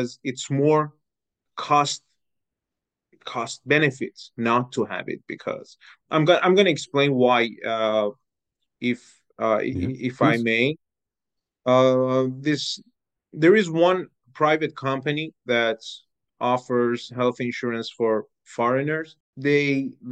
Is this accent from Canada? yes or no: no; Iran; moved away as an adult; also born or lived in Bratislava, Slovakia; now in Slovakia; I am from Iran. I have been living in Slovakia for almost 7 years